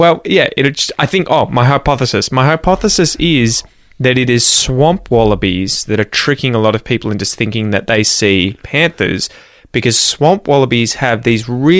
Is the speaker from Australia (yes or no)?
yes; Australia; Growing up in Australia